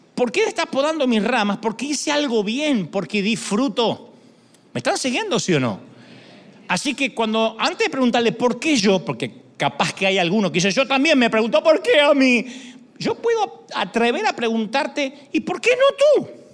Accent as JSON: {"language": "Spanish", "country": "Argentina", "said": "soy el más argentino de los argentinos"}